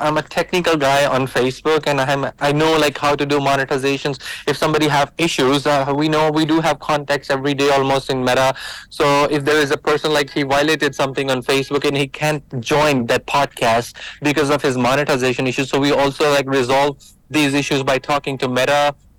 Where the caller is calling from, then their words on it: Dubai, United Arab Emirates; I'm calling you from Dubai right now.